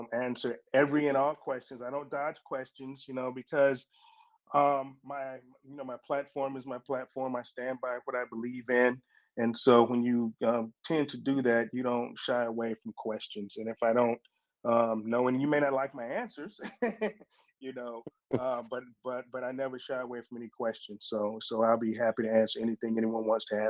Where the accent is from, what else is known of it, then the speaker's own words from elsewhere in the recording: Cleveland, Ohio, United States; moved away; also born or lived in Virginia Beach, Virginia; I grew up in the hoods of Cleveland, Ohio. I'm from Cleveland, Ohio.